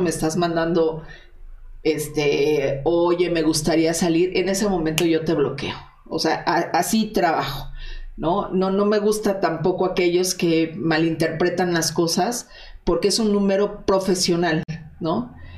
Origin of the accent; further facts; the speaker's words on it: Mexico; lo que nos toca como mexicanos